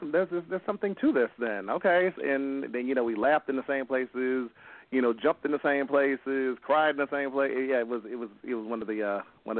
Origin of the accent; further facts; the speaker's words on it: Milwaukee, Wisconsin, United States; I'm from Milwaukee, Wisconsin. I've been here for a while